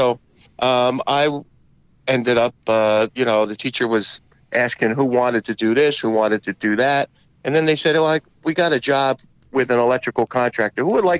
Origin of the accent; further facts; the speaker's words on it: Rahway, New Jersey, United States; I grew up in Rahway.